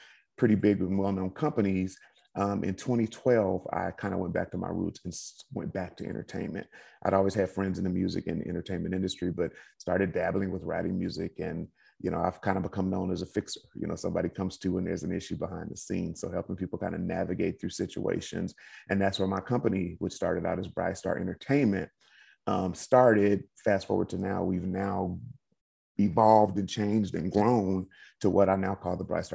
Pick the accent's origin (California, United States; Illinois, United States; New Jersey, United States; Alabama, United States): California, United States; Inglewood; my dad's in the entertainment industry, you know, two hardworking parents, Inglewood, California